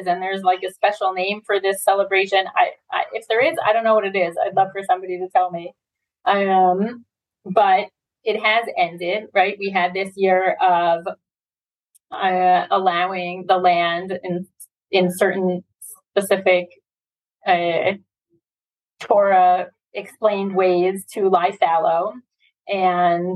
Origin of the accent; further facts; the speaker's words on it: United States; moved away as an adult; now in Israel; as an import myself, as an American coming with that mindset